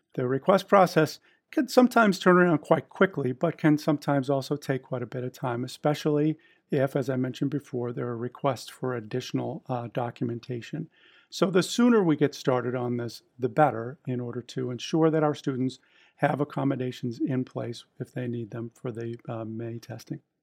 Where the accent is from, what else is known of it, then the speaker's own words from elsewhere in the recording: just outside of Boston, Massachusetts, United States; I was born and raised just outside of Boston